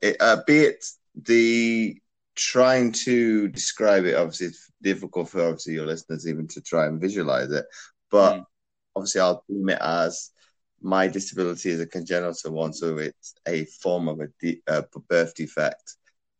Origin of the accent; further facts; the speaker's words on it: Belgium; born there; Well, I was born in Belgium to a military family.